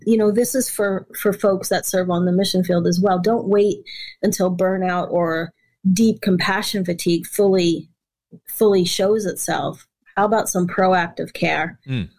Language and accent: English; New York, United States; also born or lived in West Africa; I'm from New York